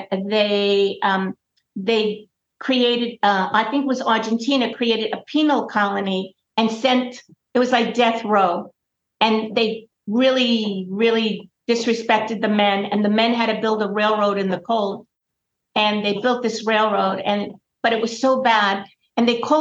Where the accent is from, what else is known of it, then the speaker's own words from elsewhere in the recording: New York City, New York, United States; When I was growing up in Brooklyn